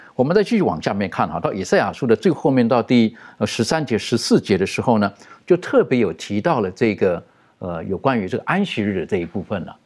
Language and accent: Chinese; China; 特别对于我们中国人而言